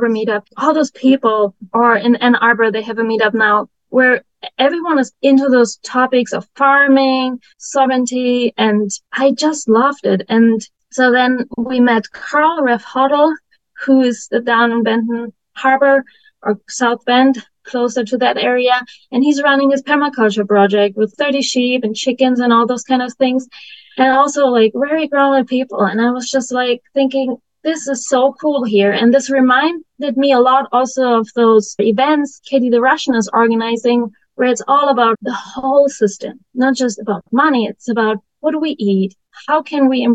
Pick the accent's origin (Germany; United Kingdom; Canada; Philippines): Germany; moved away as an adult; now in United States; I grew up in Germany in a village with 900 inhabitants